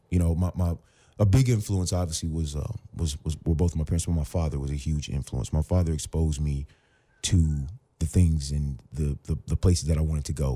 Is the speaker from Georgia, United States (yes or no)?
no; Virginia, United States; moved away as an adult; also born or lived in Phoenix; now in Los Angeles, United States; I was from Virginia